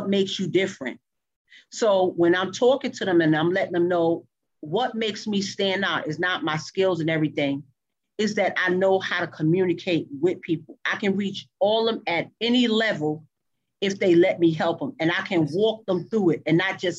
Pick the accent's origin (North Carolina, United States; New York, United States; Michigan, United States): New York, United States; moved away as an adult; now in Texas, United States; I'm from New York.